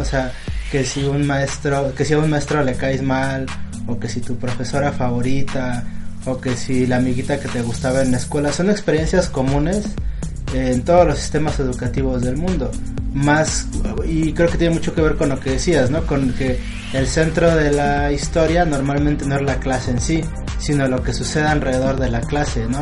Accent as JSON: {"language": "Spanish", "country": "Mexico", "said": "aquí en México"}